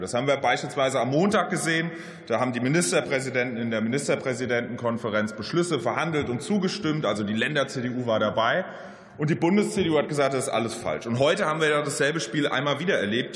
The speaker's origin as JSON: {"language": "German", "town": "Mainz", "region": "Rhineland-Palatinate", "country": "Germany", "said": "in meiner Heimat Mainz"}